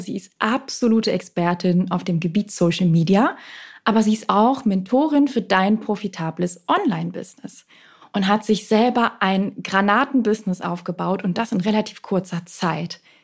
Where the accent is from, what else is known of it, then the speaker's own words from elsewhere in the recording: Malmö, Skåne, Sweden; moved away; in meiner Heimatstadt Malmö im Südschweden